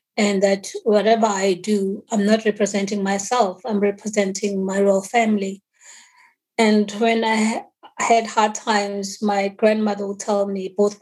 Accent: Denmark; also born or lived in Swaziland / Stockholm / Harare / England; I grew up in Denmark

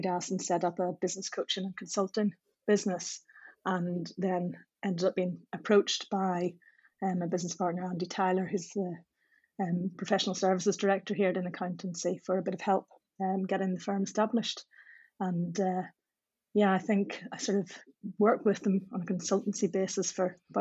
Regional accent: Belfast, Northern Ireland, United Kingdom; I'm from Belfast

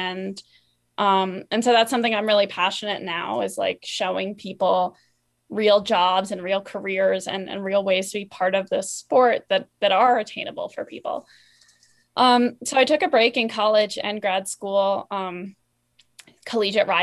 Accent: East Coast, United States; born or raised there

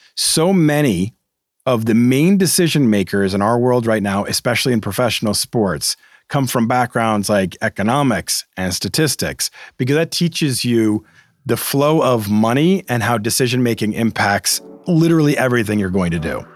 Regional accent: Massachusetts, United States; I'm from Massachusetts.

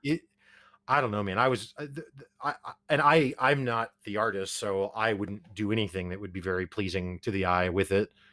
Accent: Springfield, Missouri, United States; we're both from Springfield, Missouri, we're from Podunk Nowhere

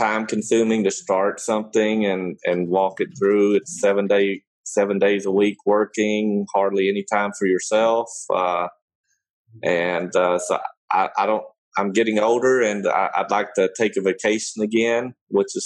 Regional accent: Kentucky, United States; also born or lived in Germany; I grew up in Kentucky

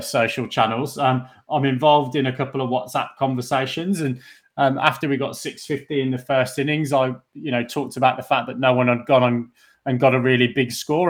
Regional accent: England, United Kingdom; as an English cricket fan growing up through the nineties

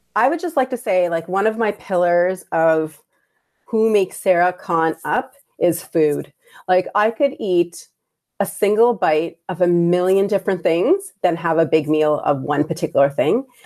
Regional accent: Prince Edward Island, Canada; also born or lived in Hamilton, Ontario, Canada / Bangladesh; I grew up in Prince Rhode Island or P

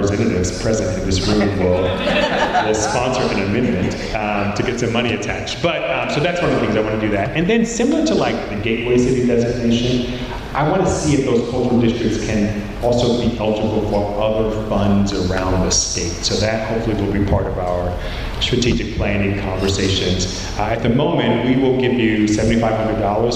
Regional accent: Maryland, United States; moved away; I'm from Maryland

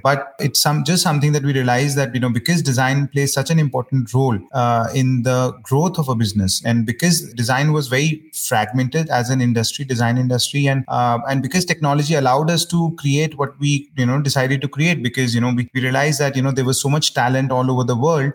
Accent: New Delhi, Delhi, India; also born or lived in United Kingdom; I, am born and brought up in New Delhi, India

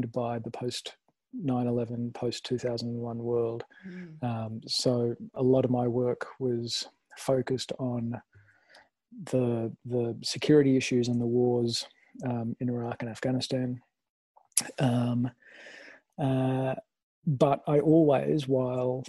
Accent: Sydney, New South Wales, Australia; I am in Sydney. So I feel pretty lucky, not just to be in my hometown

